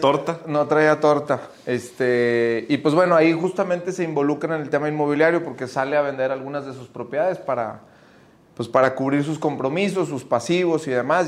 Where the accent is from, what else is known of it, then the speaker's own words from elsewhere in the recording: Monterrey, Nuevo León, Mexico; somos como regios